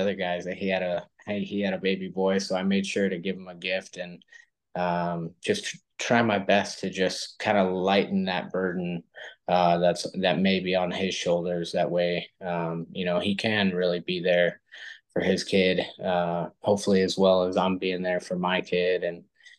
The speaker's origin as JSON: {"language": "English", "region": "California", "country": "United States", "tie": "born or raised there", "also_born_or_lived": "Los Angeles, California", "moved": "as an adult", "lives_now": "Austin, Texas, United States", "said": "I'm actually originally from California, born and raised for the most part in California, but raised in so many different parts, it's hard to just say one specific area. We lived in Northern California, way up in the woods for about probably 8 years of my life as a kid."}